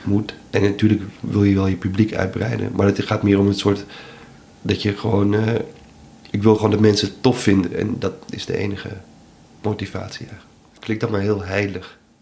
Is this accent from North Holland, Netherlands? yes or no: yes; Amsterdam, North Holland, Netherlands; Ik ben een Amsterdammer